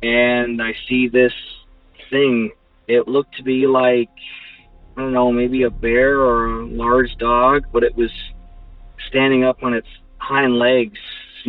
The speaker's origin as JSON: {"language": "English", "town": "Omaha", "region": "Nebraska", "country": "United States", "said": "I'm from Omaha, Nebraska"}